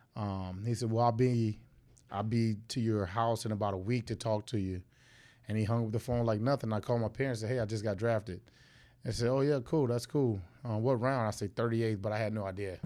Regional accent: Fort Myers, Florida, United States; I was born and raised Fort Myers

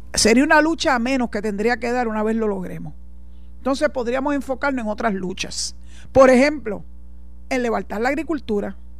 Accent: Puerto Rico; soy puertorriqueña, orgullosa de mi tierra

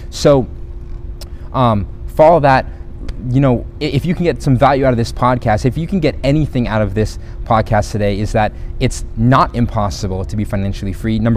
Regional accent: Philippines; also born or lived in South America; My parents were missionaries. I grew up in the Philippines, in South America.

